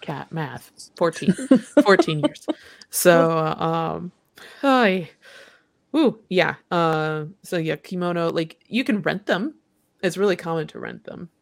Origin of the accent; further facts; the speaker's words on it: Midwest, United States; also born or lived in Japan; I'm from the Midwest